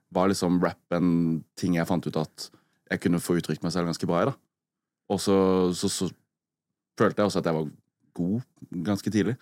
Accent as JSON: {"language": "Norwegian", "town": "Arendal", "region": "Agder", "country": "Norway", "tie": "born or raised there", "said": "jeg er oppvokst med liksom kjempebrei arendalsdialekt"}